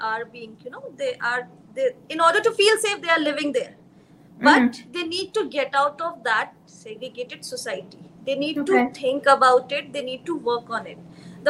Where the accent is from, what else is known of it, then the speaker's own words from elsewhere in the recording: India; as an Indian Muslim